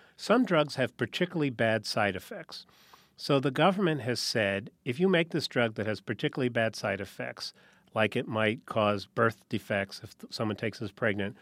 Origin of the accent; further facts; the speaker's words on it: New Haven, Connecticut, United States; I grew up in New Haven, Connecticut